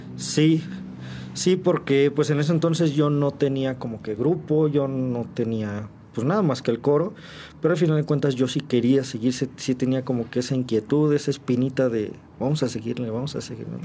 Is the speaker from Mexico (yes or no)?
yes; San Juan del Río, Querétaro, Mexico; also born or lived in Mexico City; soy originario de eh, el Distrito Federal, eh, pero pues ya tengo bastantes años aquí. Yo me mudo para acá, para, para San Juan, bueno, con mis papás. Cuando yo tenía cuatro años